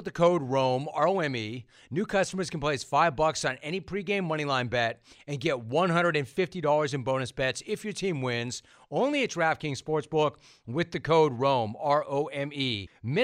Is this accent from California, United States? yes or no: yes; Southern California, United States; I grew up in Southern California playing tennis